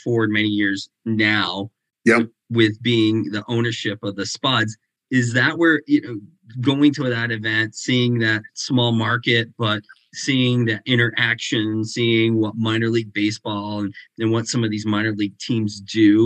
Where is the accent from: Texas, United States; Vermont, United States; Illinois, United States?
Vermont, United States; I come from Vermont